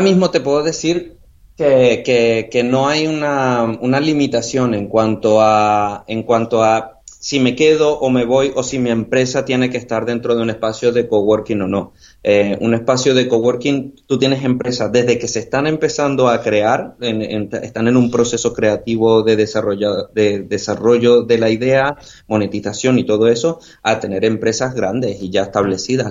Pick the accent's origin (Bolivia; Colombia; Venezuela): Venezuela; moved away as an adult; also born or lived in United Kingdom; now in Marbella, Spain; yo soy venezolano. Yo después de terminar mis estudios en Venezuela me, me, fui al Reino Unido